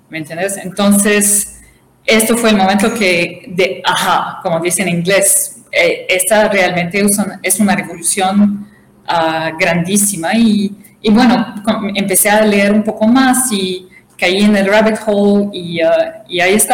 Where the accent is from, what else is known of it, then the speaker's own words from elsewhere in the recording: Tripoli, Tripoli District, Libya; also born or lived in Brazil / Canada; Yo, la realidad, nací en Brasil, pero crecí